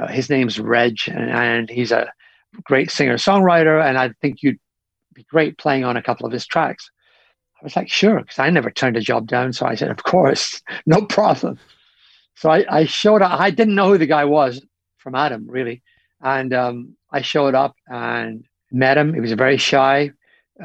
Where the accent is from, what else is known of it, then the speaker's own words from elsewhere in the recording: Scotland, United Kingdom; in my home, well, not in my hometown, but in Glasgow, in Scotland.